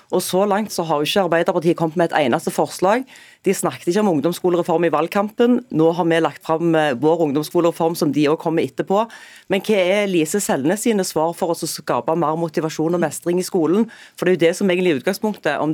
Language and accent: Norwegian; Rogaland, Norway; Der har jeg et eksempel fra Jæren, der jeg kommer fra.